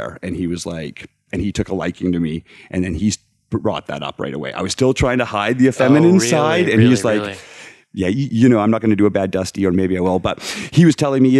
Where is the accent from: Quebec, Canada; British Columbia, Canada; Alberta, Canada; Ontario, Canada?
Alberta, Canada; moved away; I was from Alberta in Canada. So it's very conservative area of the world